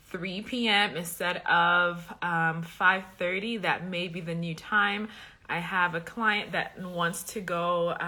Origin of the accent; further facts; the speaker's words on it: Liberia; I'm from West Africa, Liberia